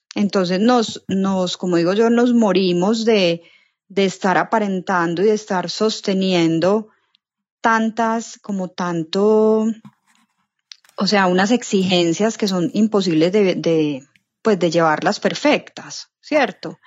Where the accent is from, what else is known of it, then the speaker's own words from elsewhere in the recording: Medellín, Antioquia, Colombia; soy de Medellín, Colombia